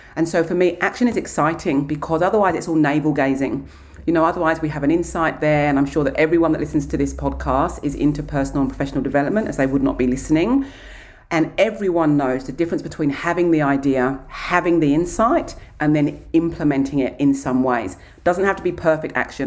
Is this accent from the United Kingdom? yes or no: yes; Kent, South East England, United Kingdom; now in Australia; I grew up in Kent, in England.